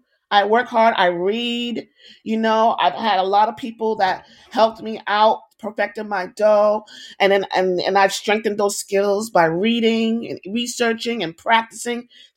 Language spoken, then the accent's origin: English; New York, United States; I am the staple foods that we grew up here in New York, the hot dog stand.